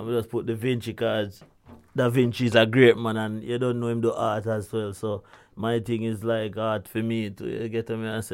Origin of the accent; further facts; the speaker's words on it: Kingston, Jamaica; I was growing up in Augustown